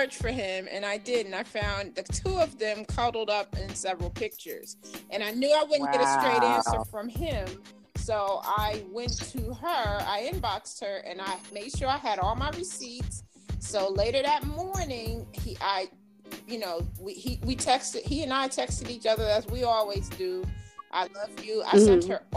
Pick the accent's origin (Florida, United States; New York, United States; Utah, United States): New York, United States; also born or lived in Maryland / North Carolina; now in Charlotte, United States; I'm from New York, but I lived in Maryland for a few years